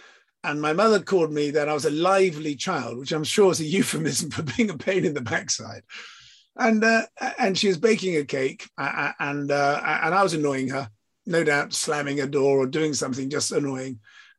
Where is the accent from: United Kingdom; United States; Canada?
United Kingdom; England; So yes, I'm British, I'm English, I'm from the South Coast.